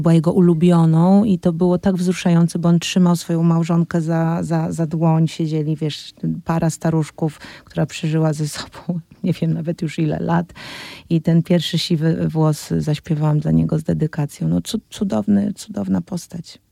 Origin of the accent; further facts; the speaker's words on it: Poland; w kraju, w którym się urodziłam i w którym chcę żyć